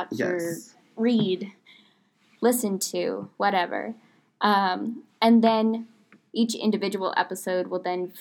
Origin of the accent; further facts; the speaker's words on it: Portland, Oregon, United States; now in Orange, United States; I'm from Portland, Oregon